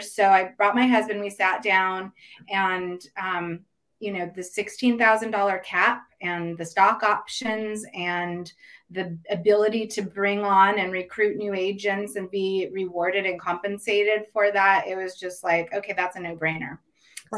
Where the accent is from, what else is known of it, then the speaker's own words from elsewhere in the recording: Ukiah, California, United States; also born or lived in Santa Cruz, California; I currently live in Santa Cruz, but I grew up in mm-hmm. uh, Ukiah, which is a little town about 100 miles north of San Francisco. California native, born and raised